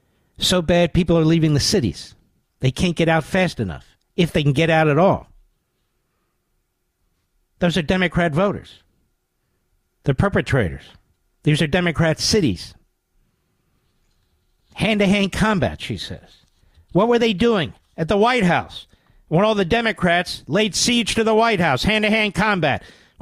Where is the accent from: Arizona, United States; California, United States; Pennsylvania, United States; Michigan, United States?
Pennsylvania, United States; the great state of Pennsylvania, my home state.